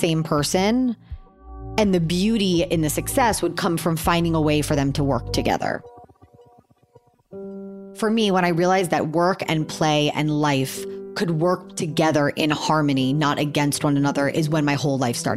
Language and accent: English; Miami, Florida, United States; I'm 35 years old. I'm from Miami, Florida.